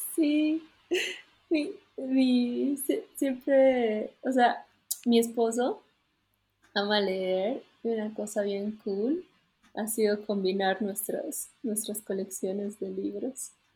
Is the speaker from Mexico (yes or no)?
no; Bolivia; todos somos andinos, ¿no? Hemos nacido en Bolivia